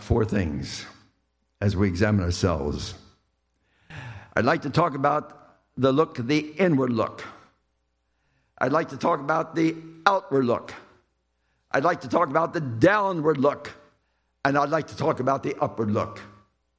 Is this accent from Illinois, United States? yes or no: no; Lancaster, Pennsylvania, United States; I was in Lancaster, Pennsylvania, my hometown